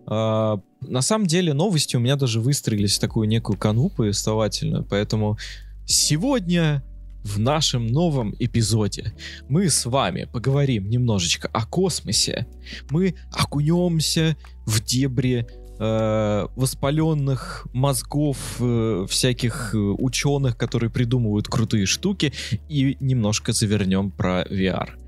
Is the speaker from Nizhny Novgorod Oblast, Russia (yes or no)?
no; Saint Petersburg, Russia; Потому что я-то, это, ну, из Санкт-Петербурга